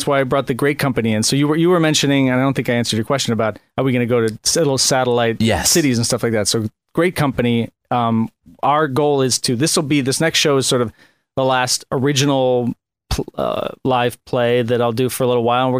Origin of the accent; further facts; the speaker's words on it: Chicago, Illinois, United States; I'm from Chicago. I love Chicago pizza, deep dish stuff.